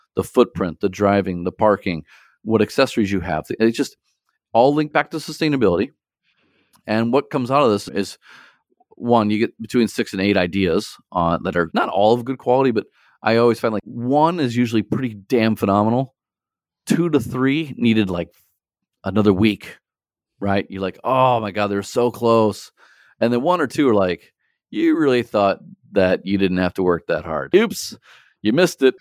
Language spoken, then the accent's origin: English; St. Louis, Missouri, United States; now in China; I'm from Saint Louis originally